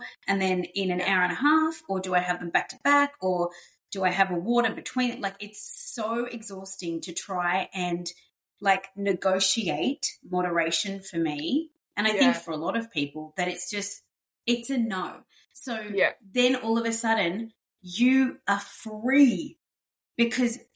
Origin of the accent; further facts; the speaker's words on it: Sydney, New South Wales, Australia; I grew up on the northern beaches of Sydney